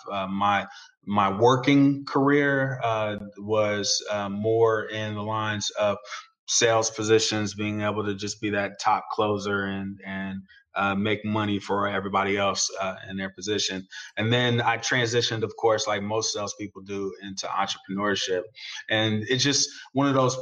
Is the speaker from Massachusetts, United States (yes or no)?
no; the Bay Area, California, United States; I grew up in the Bay like you did, Kellen